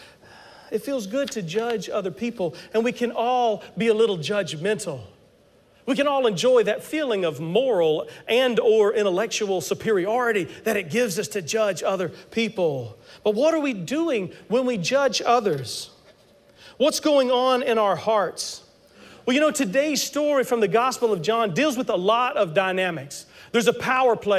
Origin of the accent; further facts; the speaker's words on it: South Carolina, United States; I'm from South Carolina